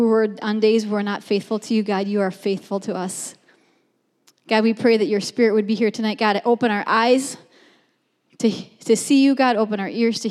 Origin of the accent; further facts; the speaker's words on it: Minneapolis, Minnesota, United States; moved away as an adult; also born or lived in Iowa; now in Bismarck, United States; We grew up in Minneapolis and have pastored for the last 22 years in Iowa.